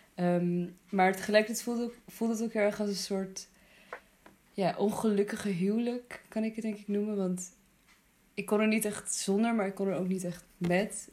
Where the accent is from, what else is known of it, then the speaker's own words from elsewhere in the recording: Netherlands; also born or lived in Afghanistan; in het plek waar ik ben opgegroeid